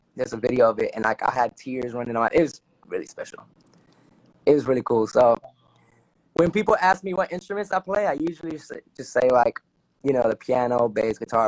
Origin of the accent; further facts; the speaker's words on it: Newark, New Jersey, United States; accent: Dominican; also born or lived in Belleville, New Jersey; I was born and raised in Newark, New Jersey